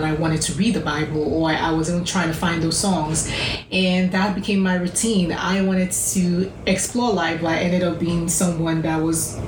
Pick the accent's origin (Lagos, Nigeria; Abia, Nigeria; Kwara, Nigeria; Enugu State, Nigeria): Lagos, Nigeria; moved away as an adult; so I did my college in my hometown, Lagos, Nigeria